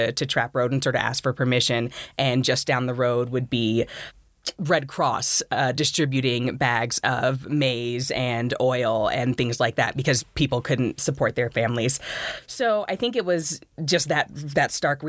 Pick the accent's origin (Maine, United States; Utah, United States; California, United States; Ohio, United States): California, United States; Los Angeles; moved away as an adult; also born or lived in Florida; now in Boulder, United States; my experiences growing up in South Central, formerly South Central, now Central Los Angeles